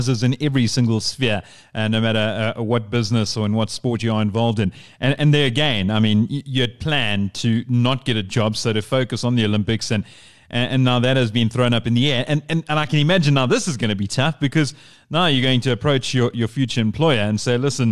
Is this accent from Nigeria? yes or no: no; South Africa; also born or lived in Namibia; I was born in Namibia, and I moved over to South Africa when I was very young, so I only really know South Africa as a home.